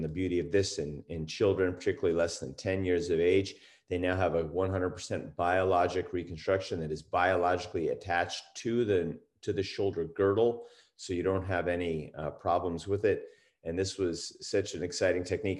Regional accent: East Coast, United States; moved away as an adult; also born or lived in Washington / Utah; now in California, United States; I grew up on the East Coast

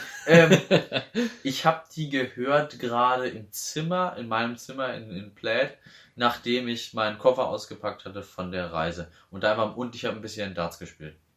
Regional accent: Neuwied, Rhineland-Palatinate, Germany; bei uns in Neuwied, in Neuwied

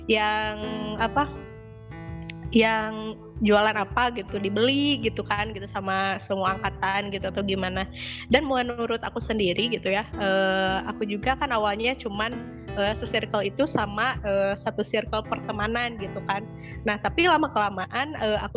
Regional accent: West Java, Indonesia; khususnya mungkin kalau aku sebagai orang Sunda gitu ya e, menilainya tuh kayak gini

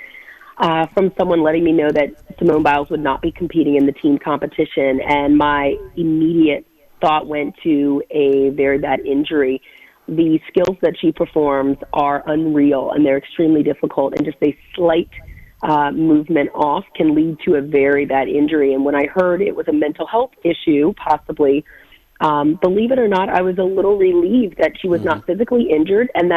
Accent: Silver Spring, Maryland, United States; when I was a young child, I grew up in the Silver Spring, Tacoma Park area

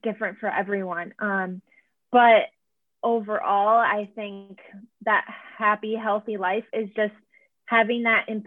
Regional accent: Syracuse, New York, United States; moved away as an adult; also born or lived in Buffalo, New York; now in Boston, United States; I was born and raised in Syracuse, New York

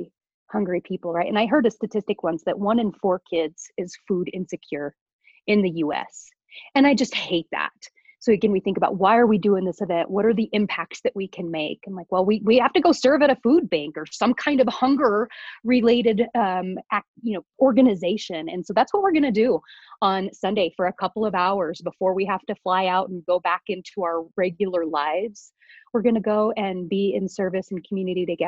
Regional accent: Idaho, United States; now in Colorado, United States; I live in Colorado. I was raised in Idaho

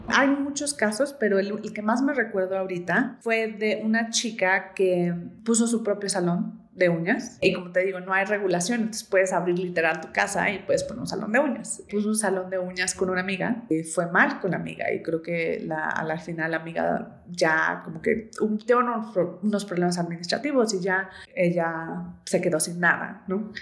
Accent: Mexico City, Mexico; soy mexicana, soy de Ciudad de México

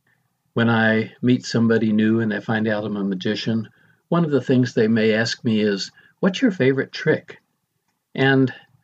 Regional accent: Del Rio, Texas, United States; I was 6 years old, living in my hometown of Del Rio, Texas.

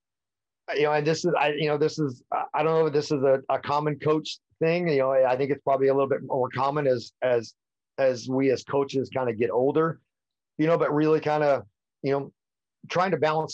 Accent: California, United States; a little bit of me growing up in the High Sierra, you know, and in the mountains and a little bit out in the country.

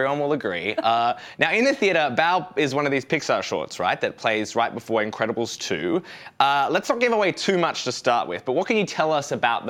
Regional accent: Australia; now in United States; I'm an immigrant in that I'm an Australian in America.

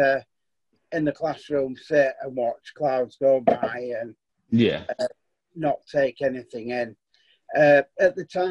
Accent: Stanley, Yorkshire and the Humber, United Kingdom; also born or lived in Clifton / Wakefield / Crofton / Leeds; We moved from Stanley to Clifton when I was about 11

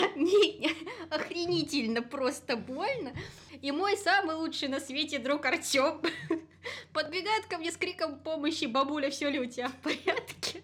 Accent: Gomel Region, Belarus

